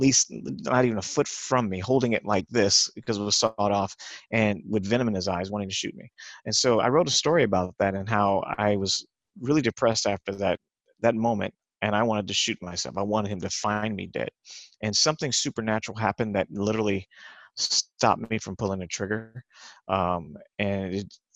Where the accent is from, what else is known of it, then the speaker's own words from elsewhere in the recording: Los Angeles, California, United States; I grew up in East LA, Culver City, Los Angeles, California, and I grew up in Hollywood